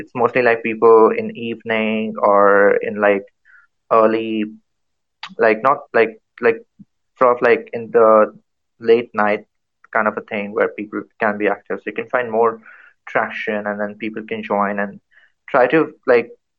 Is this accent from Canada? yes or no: no; India; I'm from India